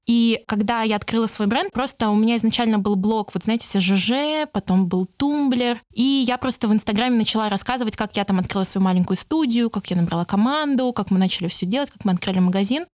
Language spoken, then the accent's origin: Russian; Saint Petersburg, Russia; я сама из Питера